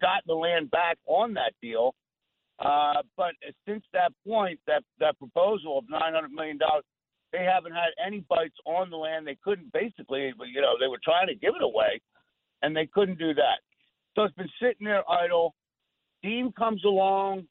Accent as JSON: {"language": "English", "town": "Ventnor", "region": "New Jersey", "country": "United States", "tie": "born or raised there", "also_born_or_lived": "Atlantic City, New Jersey", "said": "I was born in Atlantic City, grew up in Ventnor, a couple blocks from the beach"}